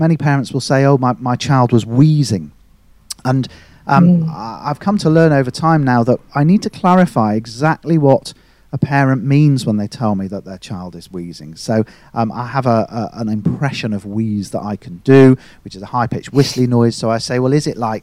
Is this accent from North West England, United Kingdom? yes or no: yes; the other side of the Pennines, North West England, United Kingdom; moved away as an adult; also born or lived in Leeds; So I studied in Leeds, and although I was from the other side of the Pennines